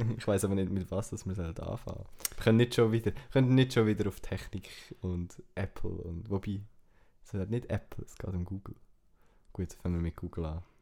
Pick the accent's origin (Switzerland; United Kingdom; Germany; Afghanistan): Switzerland; German is a second language; als Schweizer halt noch schwierig, weil du entweder musst Hochdeutsch reden oder Englisch.